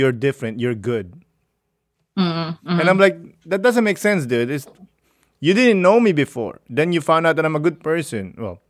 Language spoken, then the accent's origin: English; Philippines; now in Canada; I'm a Filipino and Canadian.